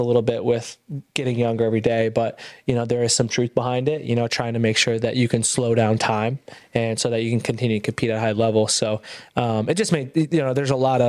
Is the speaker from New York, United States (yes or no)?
yes; Ithaca, New York, United States; moved away; I went back to Ithaca, my hometown